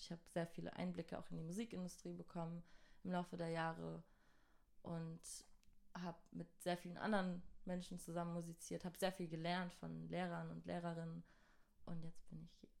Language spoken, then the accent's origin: German; Mannheim, Baden-Württemberg, Germany; also born or lived in Göppingen; Ich bin aus Mannheim